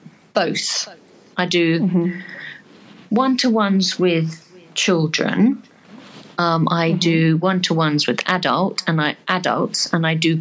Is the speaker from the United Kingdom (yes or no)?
yes; England, United Kingdom; But within the first breath I take, people know that I'm English.